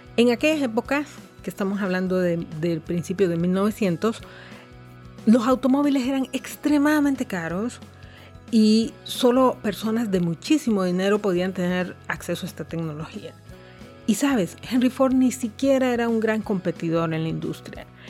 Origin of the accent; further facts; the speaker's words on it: Honduras